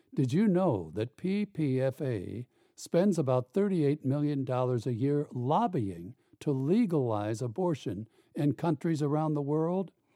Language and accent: English; South Bend, Indiana, United States; my hometown mayor